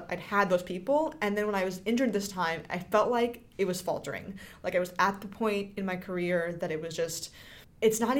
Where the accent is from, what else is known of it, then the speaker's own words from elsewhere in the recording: California, United States; as an 800 meter runner growing up in California